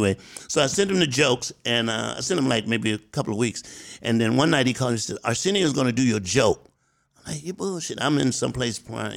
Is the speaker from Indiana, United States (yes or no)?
no; Columbia, South Carolina, United States; moved away; I'm from South Carolina. I'm a little country boy